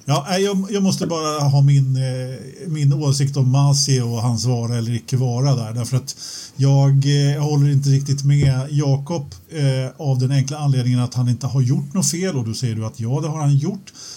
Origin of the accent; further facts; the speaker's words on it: Sweden; jag, som svensk